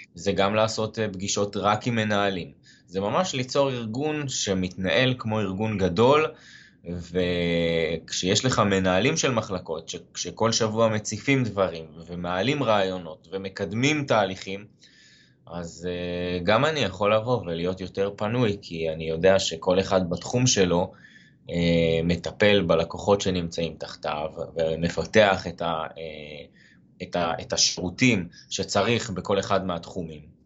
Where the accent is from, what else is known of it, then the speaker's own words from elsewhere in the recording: Haifa, Haifa District, Israel; אני חיפאי במקור